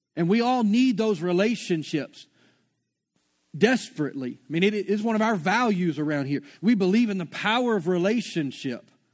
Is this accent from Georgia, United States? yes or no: no; Shreveport, Louisiana, United States; moved away; I'm from Shreveport